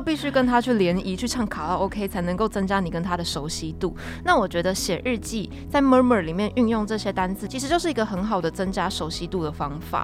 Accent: Taiwan; 身为台湾人的我们，其实是有很大的优势的

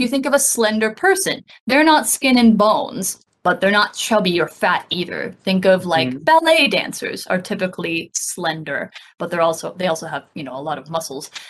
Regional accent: United States; now in Taiwan; I haven't been back to my home state

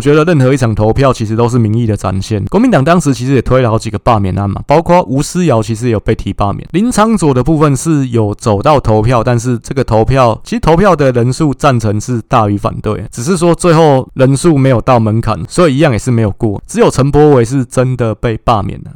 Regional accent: Taipei, Taiwan; 我是在蒙甲长大，但是我爸爸是高雄人

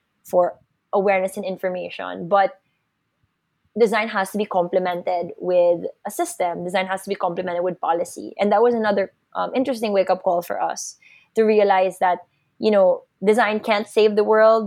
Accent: Philippines; as a Filipino

